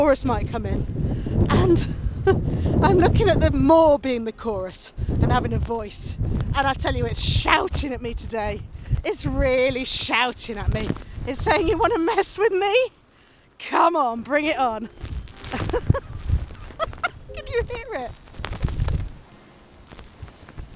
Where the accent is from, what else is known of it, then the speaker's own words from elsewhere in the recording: Nottingham, East Midlands, United Kingdom; moved away; also born or lived in Cornwall; I grew up in Nottingham